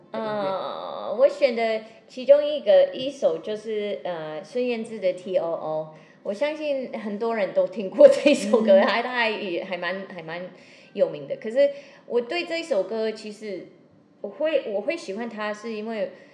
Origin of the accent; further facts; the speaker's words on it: Seattle, Washington, United States; Chinese is a second language; now in Taiwan; 我又是西雅图人